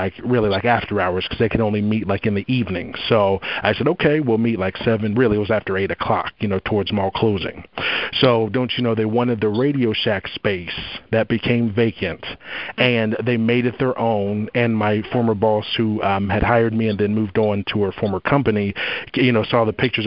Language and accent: English; Columbus, Ohio, United States; also born or lived in Los Angeles area; now in Los Angeles, United States; I'm from Columbus, Ohio originally